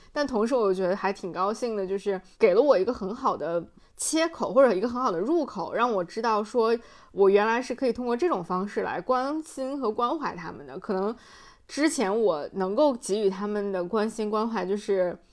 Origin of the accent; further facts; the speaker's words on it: North China Plain, China; moved away; 我的家乡华北平原